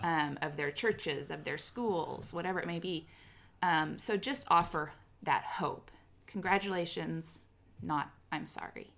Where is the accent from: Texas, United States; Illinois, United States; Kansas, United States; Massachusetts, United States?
Kansas, United States; moved away as an adult; now in Oklahoma, United States; born and raised in Kansas, and then moved to Oklahoma for job